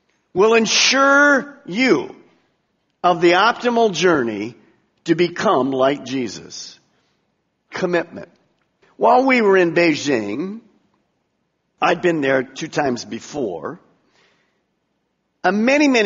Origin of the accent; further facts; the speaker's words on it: United States; I'm an American. I've been born in America